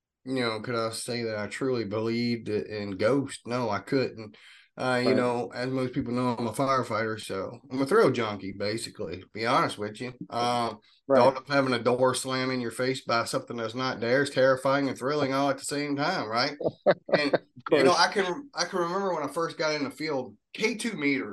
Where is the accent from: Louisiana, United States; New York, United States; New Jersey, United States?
Louisiana, United States; Cajun; the Cajun demonologist